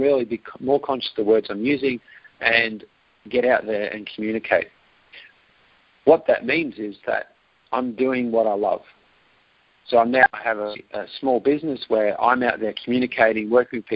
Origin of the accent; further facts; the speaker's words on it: Australia; accent: Australian; Yes, live in Australia, and for those US listeners today, enjoy my accent. I do hear it does come across quite strong.